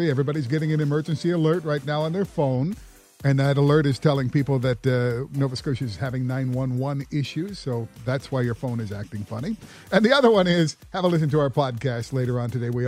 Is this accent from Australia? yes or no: no; England, United Kingdom; So my daughter, my daughter, obviously I'm from England.